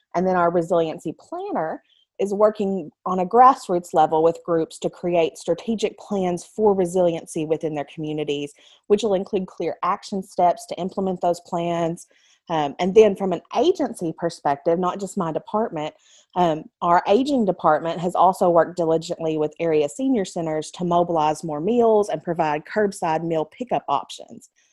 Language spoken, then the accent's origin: English; United States; My very first job was at the Lawrence County Library in my hometown